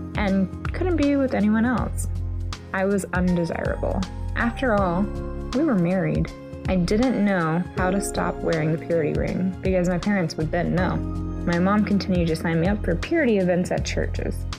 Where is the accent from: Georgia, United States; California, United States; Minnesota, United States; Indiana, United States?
Georgia, United States; Atlanta; I'm from Atlanta, Georgia.